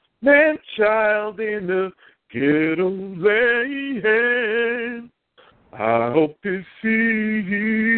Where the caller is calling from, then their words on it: New York, United States; I am calling from New York.